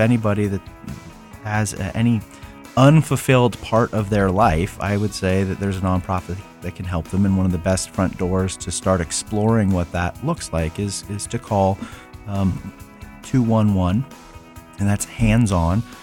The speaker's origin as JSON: {"language": "English", "region": "Central Ohio", "country": "United States", "tie": "born or raised there", "said": "born and raised in Central Ohio"}